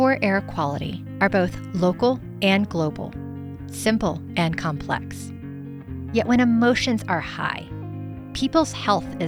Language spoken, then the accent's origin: English; Indiana, United States; moved away as an adult; now in Colorado, United States; I grew up in a rural part of Indiana, surrounded by farmland and forest